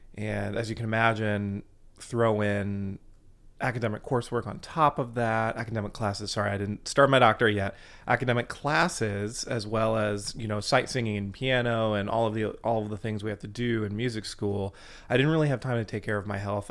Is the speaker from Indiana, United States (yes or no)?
yes; Fort Wayne, Indiana, United States; I grew up in Fort Wayne, Indiana, so I'm a Hoosier